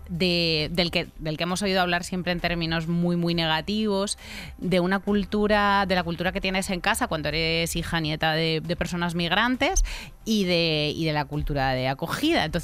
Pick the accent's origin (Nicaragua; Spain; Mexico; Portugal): Spain; Así que yo soy español con asterisco, porque en la sociedad española todavía no hay conciencia de ser español y no ser blanco. No me preguntan de dónde soy, me preguntan que si soy español porque soy negro.